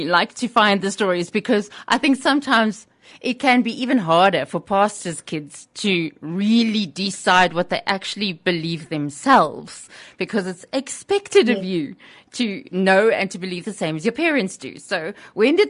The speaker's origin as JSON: {"language": "English", "region": "Gauteng", "country": "South Africa", "said": "us Gautengers"}